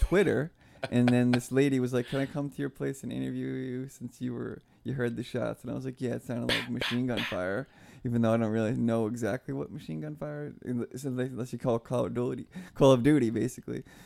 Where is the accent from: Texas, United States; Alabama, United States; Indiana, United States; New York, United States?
New York, United States; moved away; I'm from New York